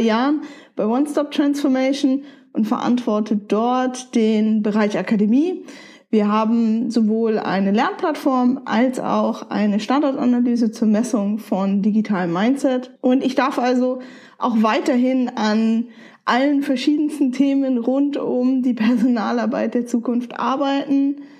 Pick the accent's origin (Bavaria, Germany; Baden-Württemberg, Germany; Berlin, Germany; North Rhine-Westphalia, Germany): Bavaria, Germany; Nuremberg; also born or lived in Wolfsburg; Ich bin in Nürnberg geboren, aufgewachsen und habe auch einen Großteil meines Lebens hier verbracht